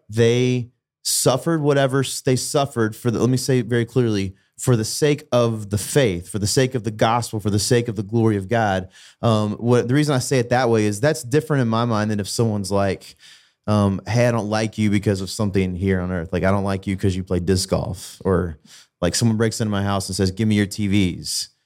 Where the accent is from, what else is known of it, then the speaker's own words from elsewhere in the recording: United States; as an American culturally